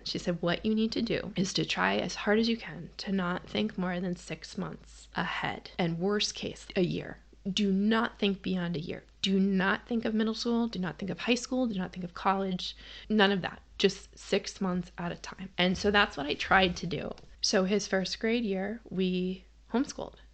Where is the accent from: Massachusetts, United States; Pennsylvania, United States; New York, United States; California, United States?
Massachusetts, United States; I grew up in Massachusetts